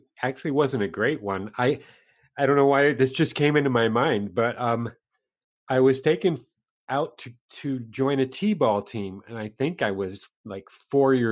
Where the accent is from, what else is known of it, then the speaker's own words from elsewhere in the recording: Minneapolis, Minnesota, United States; I grew up in Minneapolis